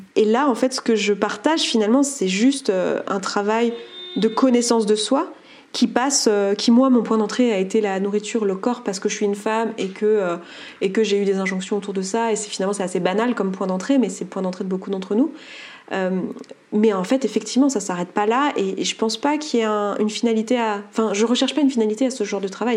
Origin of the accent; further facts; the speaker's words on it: Savoie, Auvergne-Rhône-Alpes, France; je suis savoyarde